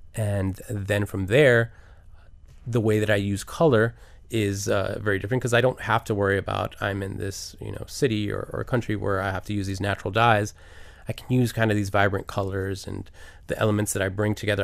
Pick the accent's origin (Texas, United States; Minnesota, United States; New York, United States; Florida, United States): Florida, United States; Miami; until I got out of Miami